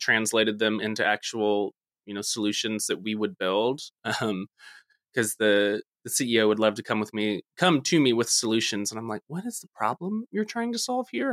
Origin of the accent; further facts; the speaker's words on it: Texas, United States; I am from Texas